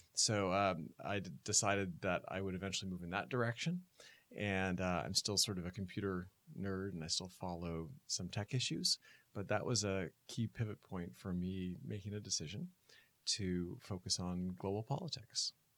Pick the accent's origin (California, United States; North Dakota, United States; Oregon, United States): Oregon, United States; moved away; I'm from the West Coast, from Oregon